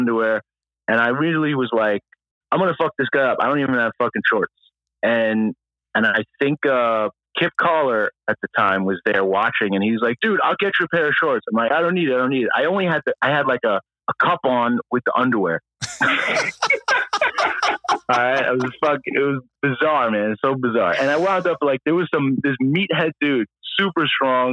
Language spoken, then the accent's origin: English; New York City, New York, United States; New York City.